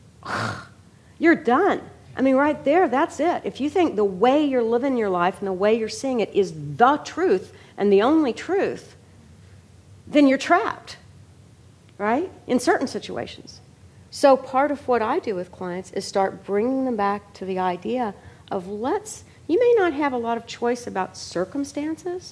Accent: Kentucky, United States; I was raised in Kentucky

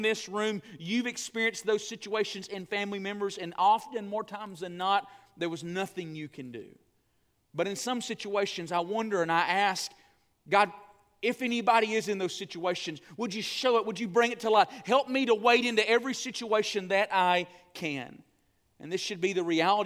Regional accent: the South, United States; I grew up in the South

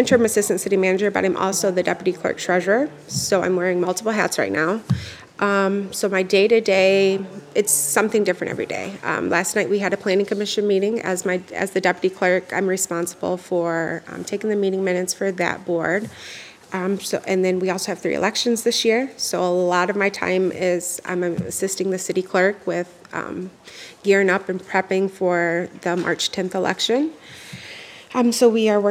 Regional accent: Albion, Michigan, United States; coming from here, being born and raised, and then having the opportunity to return back to serve my hometown community

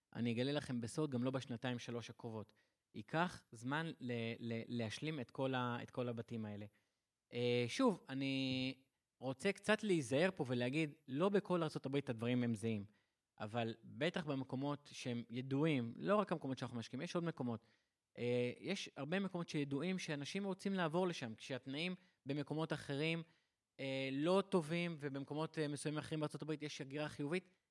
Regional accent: Israel

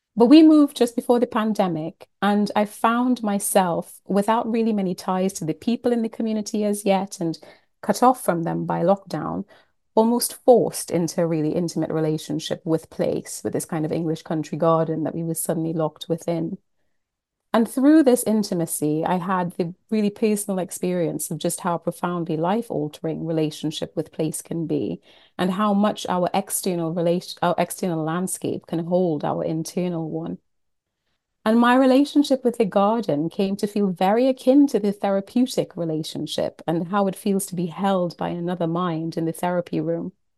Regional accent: Trinidad & Tobago; moved away; I am from the Caribbean. I was born and brought up in Trinidad and Tobago

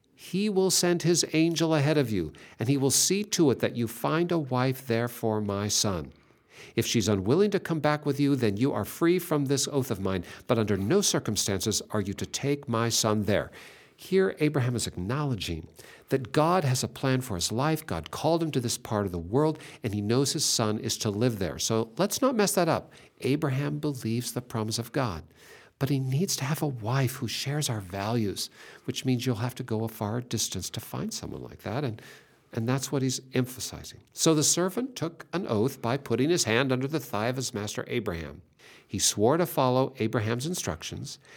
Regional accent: Seattle, Washington, United States; I was born in Seattle

